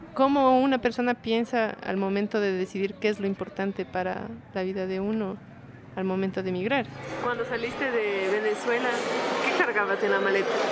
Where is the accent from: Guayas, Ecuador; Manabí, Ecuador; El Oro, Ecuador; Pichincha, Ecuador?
Pichincha, Ecuador; Quito; soy de aquí de Quito